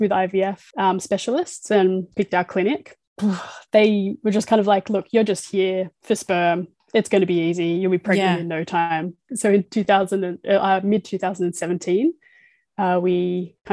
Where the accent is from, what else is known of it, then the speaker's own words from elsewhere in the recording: Sydney, New South Wales, Australia; my partner is Amanda and we're from Cronulla in Sydney